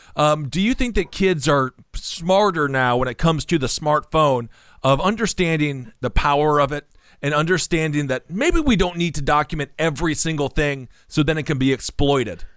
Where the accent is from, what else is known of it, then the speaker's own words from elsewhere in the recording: Wisconsin, United States; moved away; I'm from Wisconsin originally. The Midwest is a relatively polite spot.